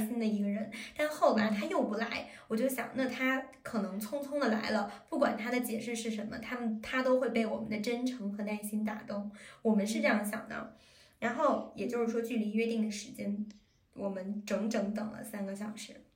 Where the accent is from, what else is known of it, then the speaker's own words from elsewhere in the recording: China; moved away; 我们中国人